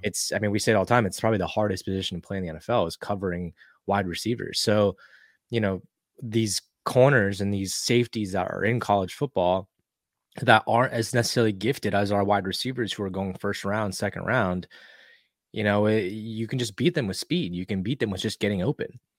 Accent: Texas, United States; for myself and for Toss and for Quan, you know, we all grow up in Texas

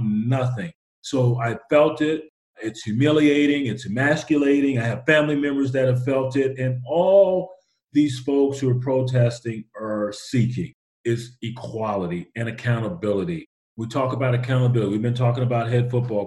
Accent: West Texas, United States; moved away; also born or lived in Los Angeles; growing up in West Texas

